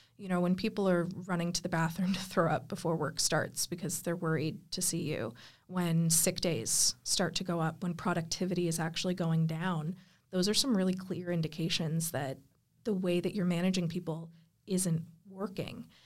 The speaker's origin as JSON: {"language": "English", "country": "United States", "moved": "yes", "lives_now": "Australia", "said": "as an American"}